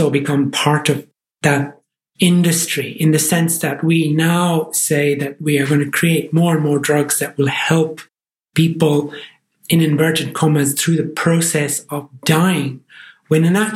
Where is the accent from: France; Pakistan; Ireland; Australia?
Ireland; accent: Irish; As you can tell from my accent, I'm from the Irish Republic, from Ireland